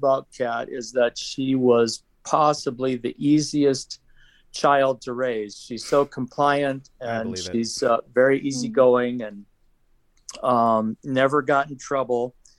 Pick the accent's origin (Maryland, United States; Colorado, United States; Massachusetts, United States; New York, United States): Colorado, United States; Denver; I'm from Denver